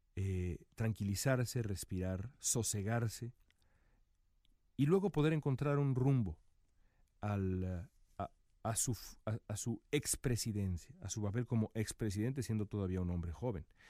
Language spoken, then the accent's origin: Spanish; Mexico; como periodista mexicano acá